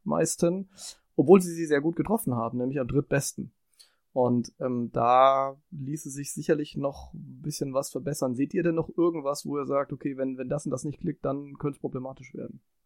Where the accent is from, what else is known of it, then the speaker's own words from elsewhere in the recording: Franconia, Bavaria, Germany; ich bin ja Franke